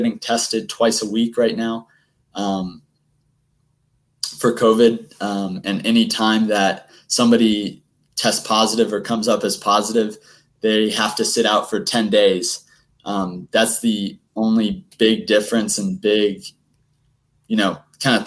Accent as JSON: {"language": "English", "region": "Indiana", "country": "United States", "said": "I'm from Indiana"}